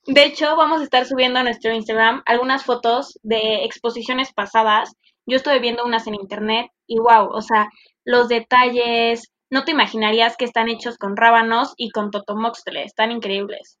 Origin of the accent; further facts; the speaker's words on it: Cancún, Quintana Roo, Mexico; de Cancún e igual soy mexicana orgullosa.